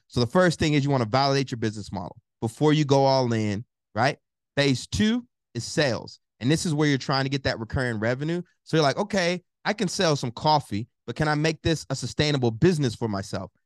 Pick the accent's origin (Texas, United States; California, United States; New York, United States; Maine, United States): Texas, United States; College Station; moved away; also born or lived in Newark, New Jersey; I'm originally from Bryan College Station, Texas, raised by my mom